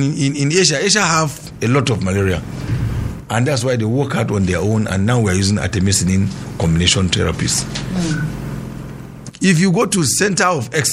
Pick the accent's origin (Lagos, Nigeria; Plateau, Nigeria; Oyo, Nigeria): Plateau, Nigeria; Kanke; my place, let's say in Kanke, I'm from Kanke